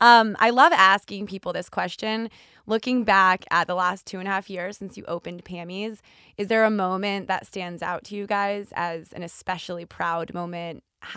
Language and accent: English; San Diego, California, United States; I'm from San Diego.